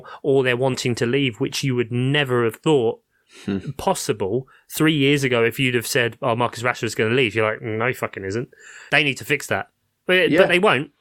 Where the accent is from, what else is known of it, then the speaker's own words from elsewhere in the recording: London, United Kingdom; I grew up in South London